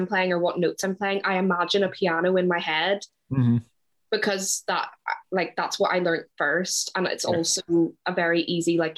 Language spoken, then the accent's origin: English; Ireland; moved away as an adult; now in Glasgow, United Kingdom; I'm from Ireland, but I moved to Glasgow in September 2018